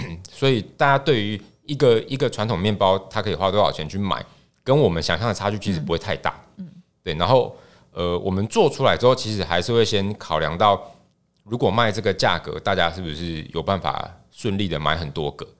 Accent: Tainan, Taiwan; moved away as an adult; 前年，前年，呃，我在，在我的家乡，就是有搬回去，然后台南。买房子

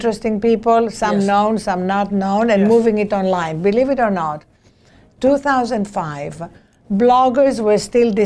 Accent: Greece; now in United States; As you can hear from my accent, I was not born in this country. I was born in Greece

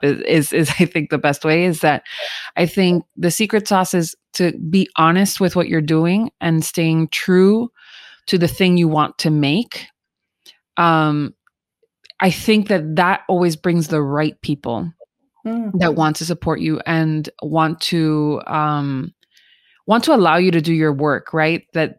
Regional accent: United Kingdom; I'm so British.

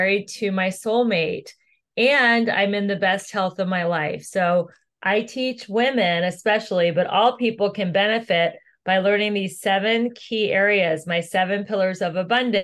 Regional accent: Ohio, United States; moved away as an adult; also born or lived in Los Angeles; I am originally from Ohio

